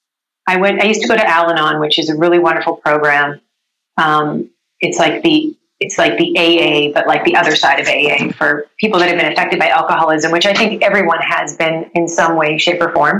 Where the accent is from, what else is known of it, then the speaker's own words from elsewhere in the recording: Vancouver, British Columbia, Canada; moved away as an adult; now in Los Angeles, United States; I grew up in Vancouver